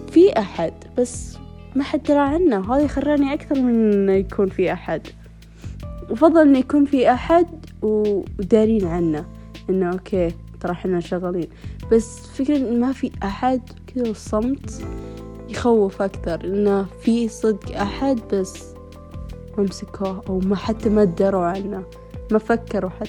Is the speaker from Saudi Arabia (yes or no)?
yes; Saudi Arabia; وفي كذا عندنا بالسعودية يعني مثلا يعني قتل يعني من خمسة وعشرين لثلاثين سنة